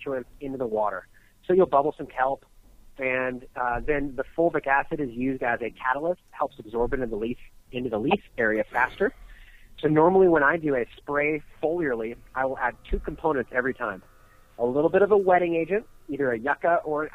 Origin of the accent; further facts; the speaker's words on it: California, United States; now in Colorado, United States; I grew up in California